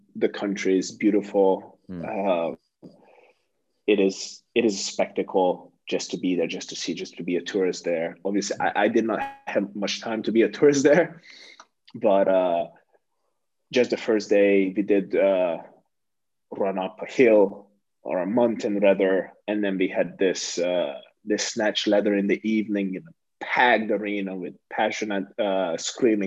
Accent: Hungary; moved away; my home country

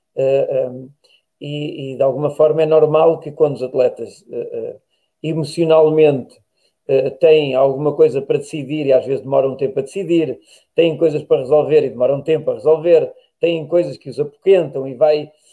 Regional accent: Tábua, Coimbra District, Portugal; minha terra é Tábua

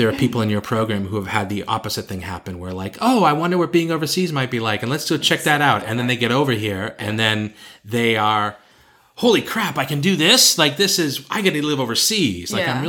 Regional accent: United States; I feel more American and more patriotic about my home country and my culture now that I've lived outside it for so long.

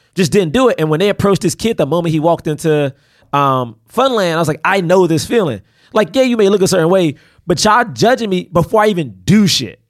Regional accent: Washington, District of Columbia, United States; moved away; I grew up in Southeast DC

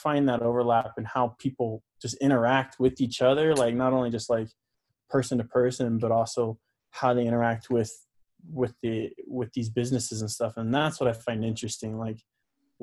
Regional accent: Utah, United States; also born or lived in Florida; I was born in Florida, grew up mostly in Utah

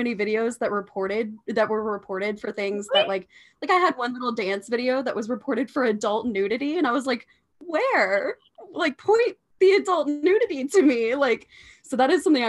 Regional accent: Georgia, United States; I was born and raised in Georgia. And usually when people ask me where, I say Atlanta

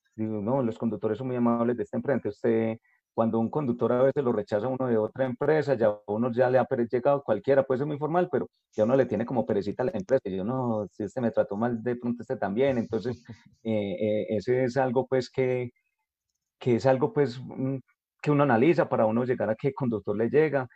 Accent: Jericó, Antioquia, Colombia; yo soy de Jerico

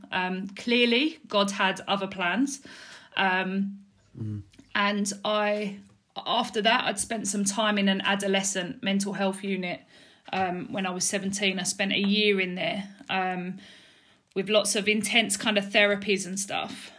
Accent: Dagenham, London, United Kingdom; also born or lived in Balham, London / Mile End, London; I was originally born in Balham in South London. Um, I lived there until I was three, um, and then I moved to Mile End, which is East London, um, and I lived there till I was about eight, um, and then I moved over to Dagenham, um, which I've lived there ever since

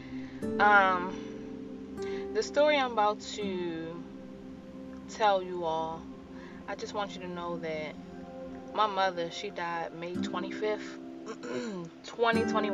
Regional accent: Baltimore, Maryland, United States; Growing up in Baltimore City was rough.

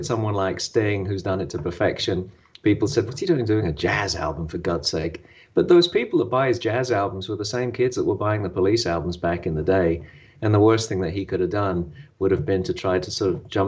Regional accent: London, United Kingdom; I grew up in Maida Vale in London

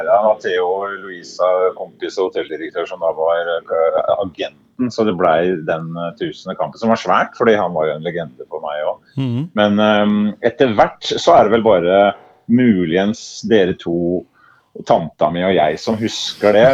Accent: Herøya, Telemark, Norway; flytta ut etter hvert, men er hjemme og beskuer eh, Norges navle, Herøya.

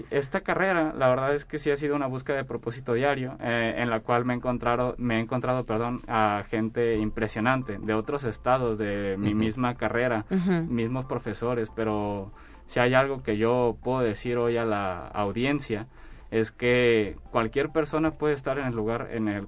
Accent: Mexico City, Mexico; now in San Luis Potosí, Mexico; De Ciudad de México.

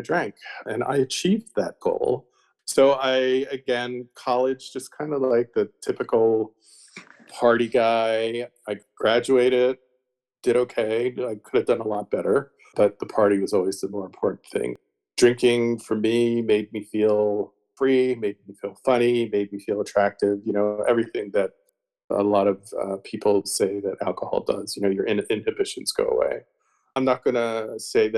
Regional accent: outside of Philadelphia, Pennsylvania, United States; I grew up actually outside of Philadelphia, the suburbs

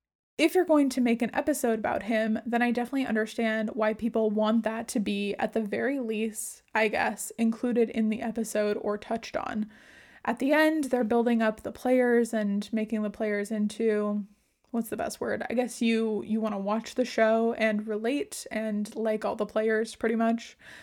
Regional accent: California, United States; I'm from California.

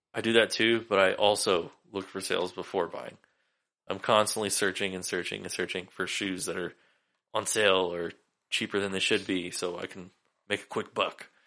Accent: Sacramento, California, United States; moved away; I grew up in Sacramento

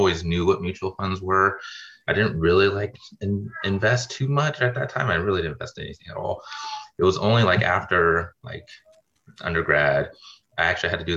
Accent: Sacramento, California, United States; moved away as an adult; also born or lived in Grenada / Midwest; I'm originally from Sacramento, California, and kind of did all my undergrad out there.

